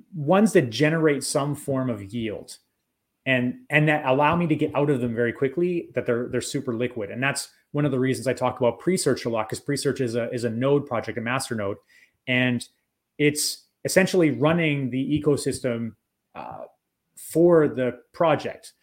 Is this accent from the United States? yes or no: no; Canada; I'm Canadian